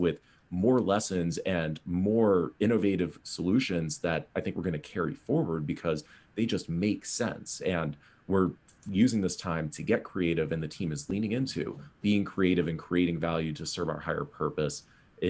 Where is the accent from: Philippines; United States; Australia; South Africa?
United States; East Coast; now in California, United States; I grew up on the East Coast